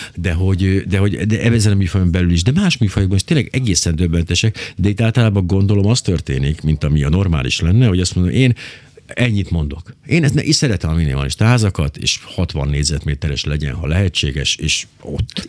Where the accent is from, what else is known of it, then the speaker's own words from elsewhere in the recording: Miskolc, Borsod-Abaúj-Zemplén, Hungary; én Miskolcon nőttem fel